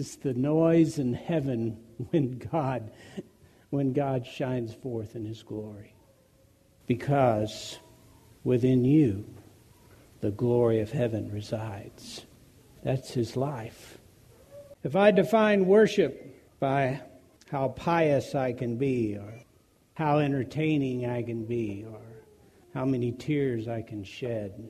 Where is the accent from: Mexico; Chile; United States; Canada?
United States; we as Americans, particularly as American Christians